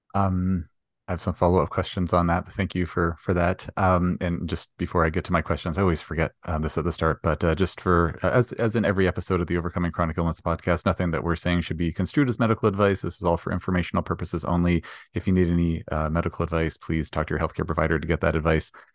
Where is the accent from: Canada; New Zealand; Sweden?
Canada; we're both Canadian